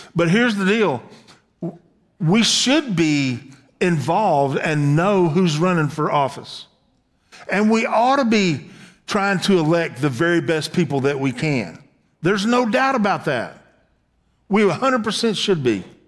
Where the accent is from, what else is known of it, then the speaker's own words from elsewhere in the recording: the South, United States; I was born in the South